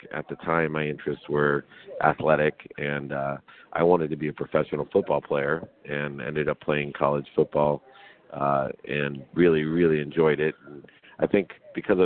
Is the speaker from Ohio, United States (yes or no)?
yes; Akron, Ohio, United States; I was actually born in Akron, Ohio